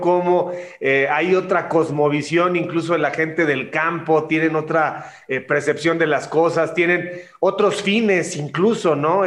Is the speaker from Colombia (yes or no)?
no; Mexico; Nosotros somos, los latinos, los mexicanos, somos muy muéganos